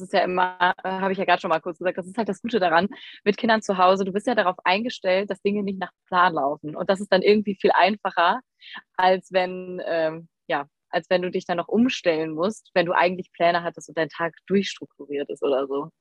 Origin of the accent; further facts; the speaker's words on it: near Düsseldorf, North Rhine-Westphalia, Germany; ich komme aus der Nähe von Düsseldorf